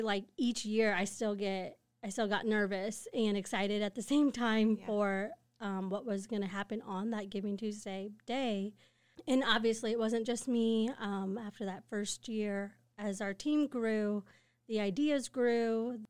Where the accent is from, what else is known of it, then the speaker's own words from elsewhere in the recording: Quincy, Illinois, United States; I grew up in Quincy